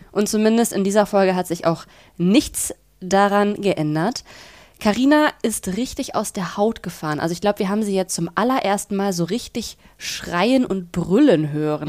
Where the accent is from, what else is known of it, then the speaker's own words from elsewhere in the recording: Bielefeld, North Rhine-Westphalia, Germany; moved away as an adult; now in Berlin, Germany; Ich komme auch aus Bielefeld. Mhm. Ich bin mhm. da aufgewachsen, habe da 19 Jahre lang gelebt